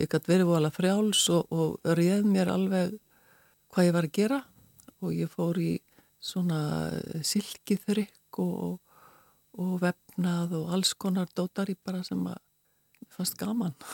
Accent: Reykjavík, Capital Region, Iceland; also born or lived in Westfjords / Ísafjörður / Arnarfjörður / Stockholm; Ég er sko fætt og uppalinn í Reykjavík en ég er ætti frá Vestfjörðum

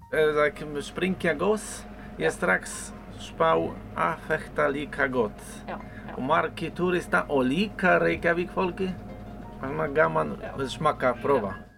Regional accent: Poland; Icelandic is a second language; moved away as an adult; now in Iceland; Ég kem frá Póland.

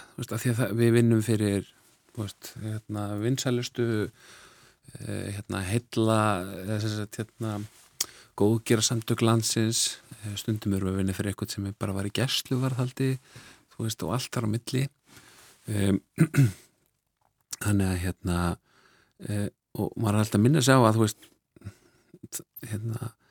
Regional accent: Reykjavík, Capital Region, Iceland; also born or lived in Norway; svo holst ég upp í, í Reykjavík eftir það, við fluttum heim eftir nokkur ár og, og vesturbænum bara Reykjavík

